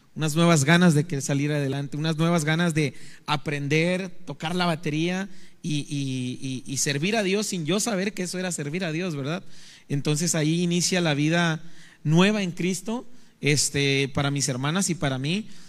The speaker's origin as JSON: {"language": "Spanish", "town": "Naranjos", "region": "Veracruz", "country": "Mexico", "tie": "born or raised there", "moved": "yes", "lives_now": "Ciudad Victoria, Mexico", "said": "soy oriundo de Naranjos, Veracruz"}